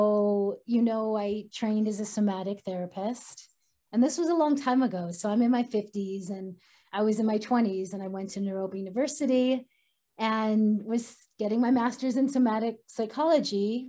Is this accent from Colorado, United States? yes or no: yes; Boulder, Colorado, United States; my hometown of Boulder, Colorado